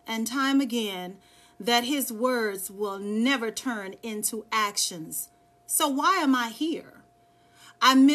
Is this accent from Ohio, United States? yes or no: no; Dallas, Texas, United States; now in Charlotte, United States; I'm from Dallas, Texas